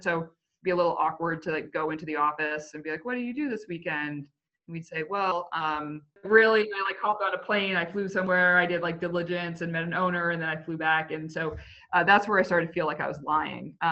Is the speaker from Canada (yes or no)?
yes; Canada; moved away; also born or lived in United States; I am Canadian